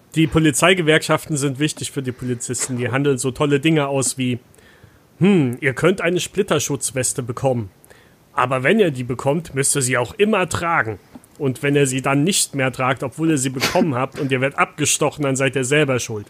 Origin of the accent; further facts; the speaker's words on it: Saxony, Germany; moved away; also born or lived in North Rhine-Westphalia; ich bin halt in Sachsen aufgewachsen